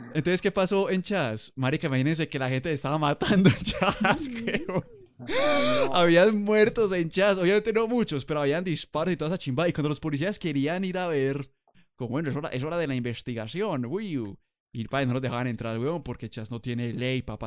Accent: Colombia

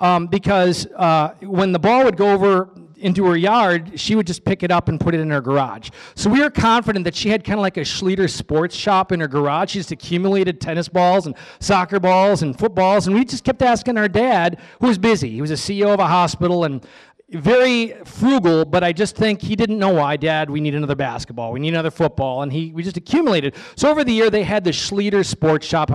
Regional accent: Oshkosh, Wisconsin, United States; I am one of seven children, six boys. We grew up in Oshkosh, Wisconsin

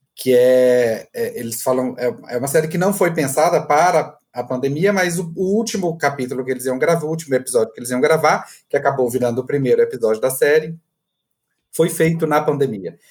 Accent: Goiás, Brazil; accent: goiano; eu adoro o sotaque de mineiro, que é bem parecido com o meu, inclusive, de goiano

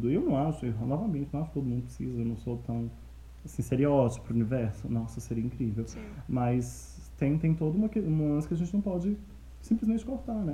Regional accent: Minas Gerais, Brazil; now in Curitiba, Brazil; Eu sou de Minas.

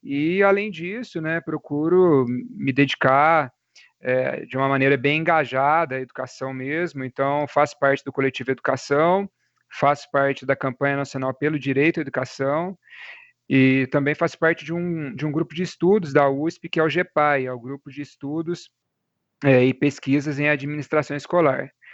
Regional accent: Cabo Verde, Minas Gerais, Brazil; Eu sou natural de Cabo Verde, né, que é uma cidadezinha aqui perto

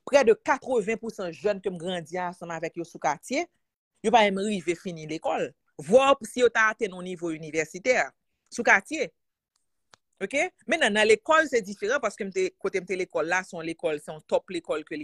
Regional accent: Haiti; born or raised there

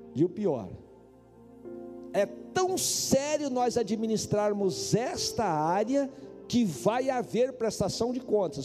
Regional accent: Paraná, Brazil; also born or lived in Campo Mourão, Paraná; now in Brasília, Brazil; vocês sabem que eu sou do Paraná. Campo Mourão eu morei lá

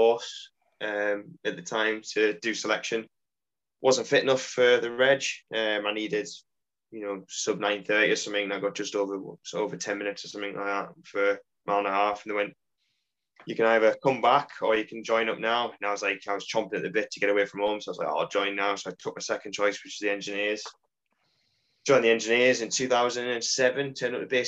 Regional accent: Consett, North East England, United Kingdom; moved away as an adult; I grew up in the northeast in a little mining town just outside of Durham, famous for the steelworks called Concert

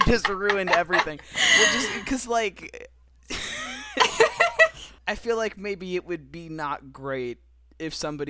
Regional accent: Florida, United States; I'm so white that I'm from Florida, so I'm like that token white guy too.

